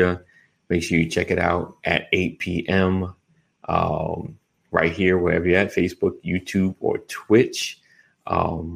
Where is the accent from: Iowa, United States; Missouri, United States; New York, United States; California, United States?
New York, United States; I'm from New York